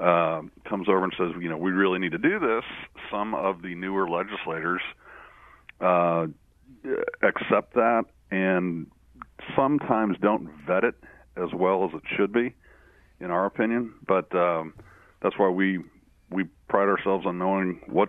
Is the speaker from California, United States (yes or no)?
no; St. Louis, Missouri, United States; I am from St. Louis, St. Louis native